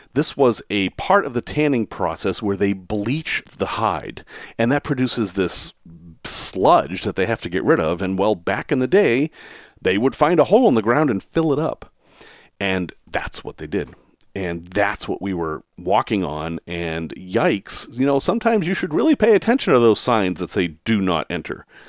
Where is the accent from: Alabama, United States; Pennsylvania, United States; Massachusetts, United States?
Massachusetts, United States; Salem; I grew up in Salem, Massachusetts, which is a heavily storied place